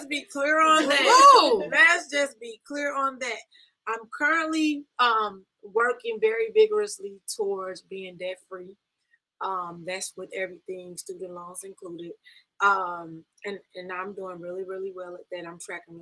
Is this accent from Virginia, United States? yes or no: no; Sikeston, Missouri, United States; I am from a little small rural town in Missouri, and it's called Sykeston.